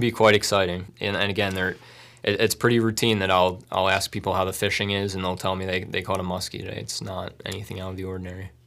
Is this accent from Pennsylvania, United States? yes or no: yes; Bucks County, Pennsylvania, United States; now in Tunkhannock, United States; I'm originally from Bucks County